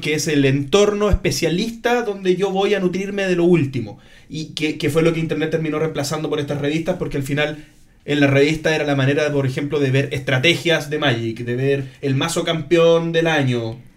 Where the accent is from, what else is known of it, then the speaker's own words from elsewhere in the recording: Chile; soy de Chile